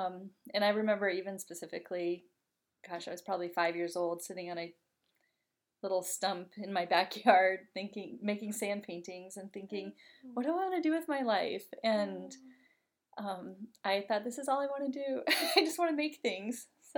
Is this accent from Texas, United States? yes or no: no; Denver, Colorado, United States; I was born in Denver, Colorado, and grew up in a house with a lot of art influence.